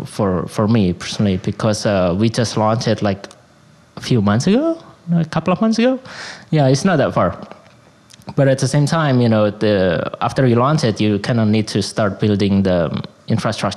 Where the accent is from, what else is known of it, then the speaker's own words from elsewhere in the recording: Surabaya, East Java, Indonesia; moved away as an adult; also born or lived in Chicago; now in New York, United States; growing up in Indonesia